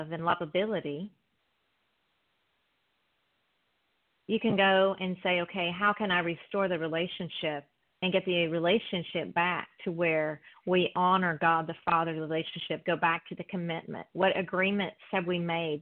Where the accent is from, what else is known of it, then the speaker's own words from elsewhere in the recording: South Carolina, United States; now in Orange County, United States; I'm from South Carolina also